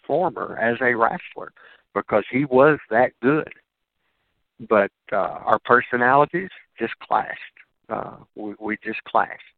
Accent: Kentucky, United States; I'm from Kentucky. I live in Kentucky now. That was my home.

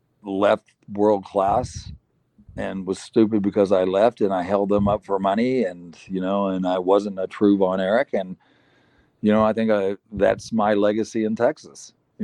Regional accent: South Africa; I'm a South African citizen and thought of as a good guy that did charity work and did a lot for the community.

